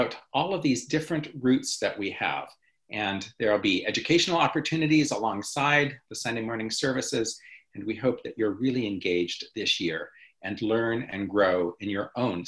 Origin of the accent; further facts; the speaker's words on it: Montana, United States; moved away; growing up in Montana, on a few occasions, I would be able to go with my family and visit Yellowstone National Park